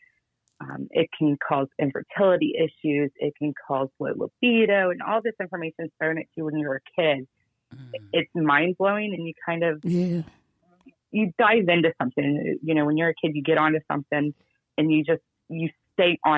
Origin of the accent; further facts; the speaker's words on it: Cincinnati, Ohio, United States; also born or lived in Georgia / Dayton; I'm originally from Cincinnati